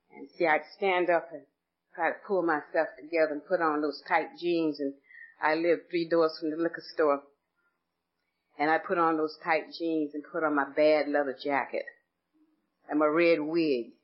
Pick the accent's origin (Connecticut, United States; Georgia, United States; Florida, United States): Georgia, United States; Atlanta; I was born and raised in Atlanta, Georgia